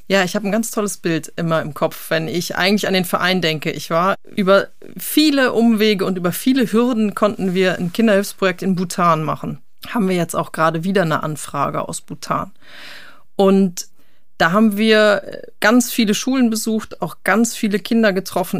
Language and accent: German; North Rhine-Westphalia, Germany; moved away; Ich bin ja ursprünglich auch Westfale